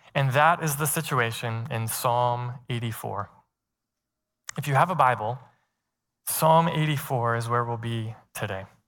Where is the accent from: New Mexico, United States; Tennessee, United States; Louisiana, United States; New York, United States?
Tennessee, United States; moved away as an adult; also born or lived in Chicago; I grew up in Tennessee, but I went to college in Chicago